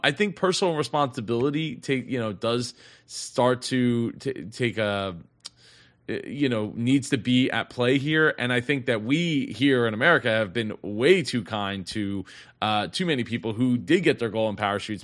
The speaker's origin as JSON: {"language": "English", "town": "Philadelphia", "region": "Pennsylvania", "country": "United States", "said": "I'm from the Philly area"}